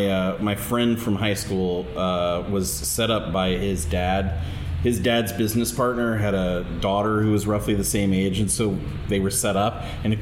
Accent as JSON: {"language": "English", "town": "Bellevue", "region": "Nebraska", "country": "United States", "said": "I'm from Bellevue, and there was a place like that in Bellevue, which was like on Mission Avenue"}